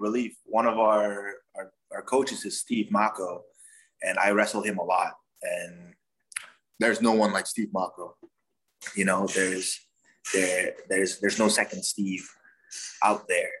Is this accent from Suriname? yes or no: yes; Suriname; now in United States; I'm from Suriname country in South America.